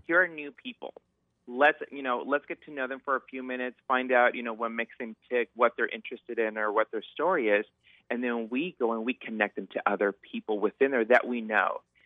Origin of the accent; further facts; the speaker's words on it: Southern California, United States; moved away as an adult; now in Seattle, United States; I'm originally from Southern California